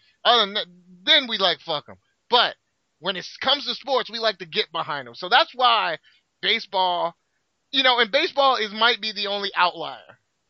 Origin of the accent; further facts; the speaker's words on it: United States; we're American